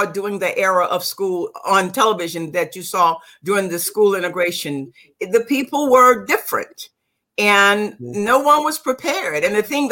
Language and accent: English; Virginia Beach, Virginia, United States; I was born and raised in Virginia, a little community called New Light in the section of Virginia Beach of Virginia.